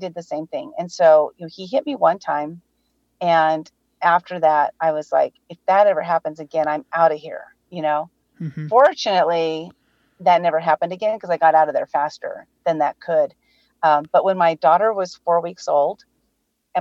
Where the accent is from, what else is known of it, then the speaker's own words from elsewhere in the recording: San Diego, California, United States; I'm born and raised in San Diego, California